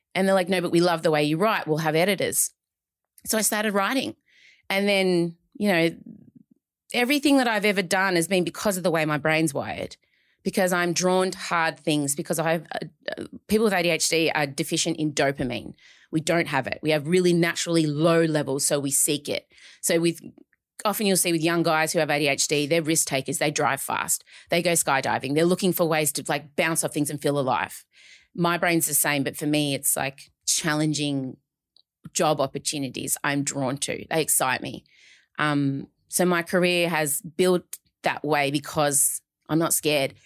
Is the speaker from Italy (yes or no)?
no; Melbourne, Victoria, Australia; I'm from Melbourne